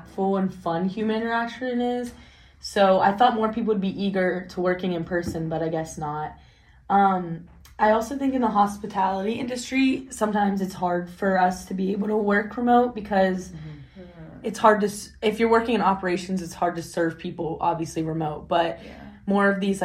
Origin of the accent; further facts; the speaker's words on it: Pittsburgh, Pennsylvania, United States; I'm from Pittsburgh, PA